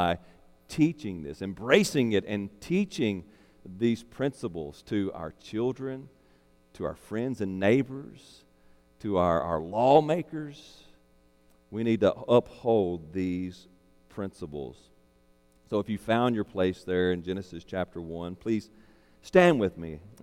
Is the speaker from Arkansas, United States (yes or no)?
yes; Arkansas, United States; now in Louisiana, United States; my home state of Arkansas